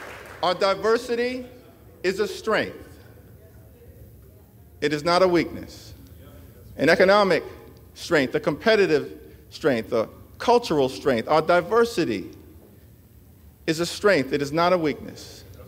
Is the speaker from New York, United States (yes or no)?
yes; Brooklyn, New York, United States; I was born in Brooklyn Hospital, raised in a working class neighborhood in Crown Heights, grew up in the Cornerstone Baptist Church